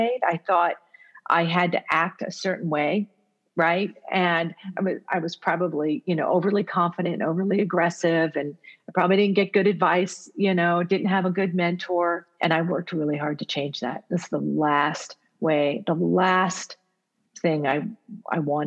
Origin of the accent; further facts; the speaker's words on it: United States; first language Italian; English is a second language; My first language is actually Italian. It's not English, because even though I was born here in the U.S., I grew up with parents who only spoke Italian at home.